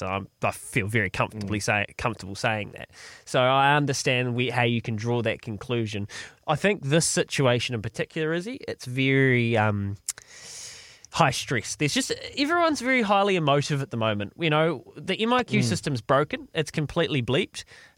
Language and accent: English; New Zealand; they're as much New Zealander as I am